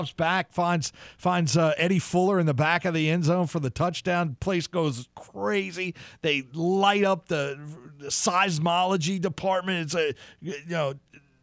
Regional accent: New Orleans, Louisiana, United States; I grew up in New Orleans

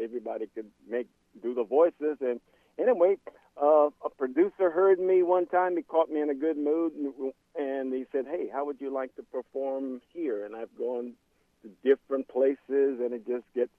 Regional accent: Plaisance, Louisiana, United States; I'm from Plaisance. Actually, more of the Plaisance is kind of, it's a community, but I live in the rural part of Plaisance, which means I grew up in the woods

